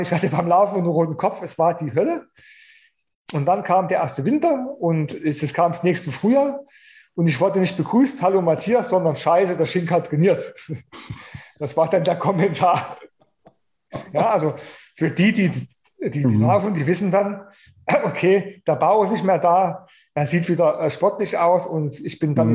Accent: Germany; hier in, bei uns in Deutschland

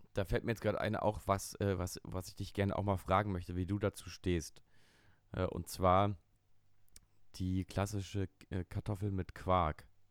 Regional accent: Berlin, Germany; aus meiner Kindheit hier in Berlin

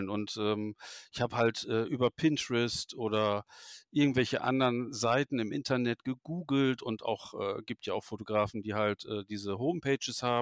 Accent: Wuppertal, North Rhine-Westphalia, Germany; Ähm, ich komme ja aus Wuppertal, das wissen die, die mir folgen, wissen es, weil ich das halt öffentlich auch kundtue, ist ja kein Geheimnis.

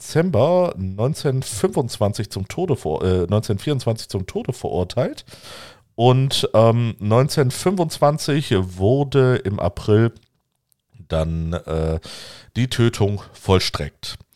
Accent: Göttingen, Lower Saxony, Germany; die Leine fließt auch durch Göttingen, meinen Geburtsort.

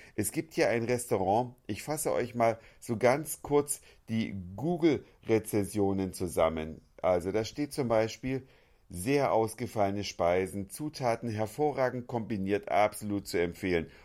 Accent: Germany; now in Hamburg, Germany; bei uns in Deutschland

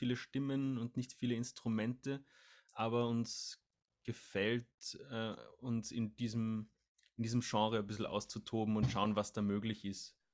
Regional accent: Salzburg, Austria; born there; now in Vienna, Austria; Genau, wir sind gebürtige Salzburger, Salzburg, Österreich, aber wohnen sogar zusammen in Wien mittlerweile, ja.

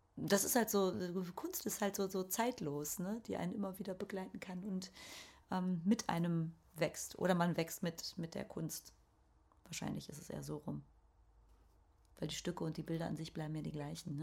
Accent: Ruhr area, North Rhine-Westphalia, Germany; Ich komme ja eigentlich aus dem Ruhrgebiet

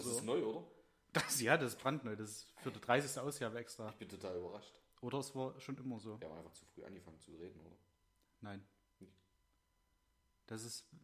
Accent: Germany

